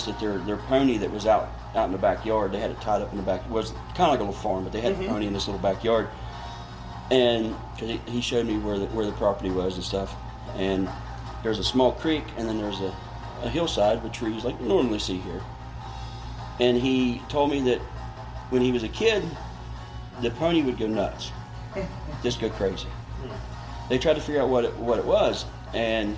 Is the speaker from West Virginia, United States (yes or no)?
yes; West Virginia, United States; also born or lived in Marion County, West Virginia / Ohio; I'm born and raised in West Virginia, but I actually live in Marion County.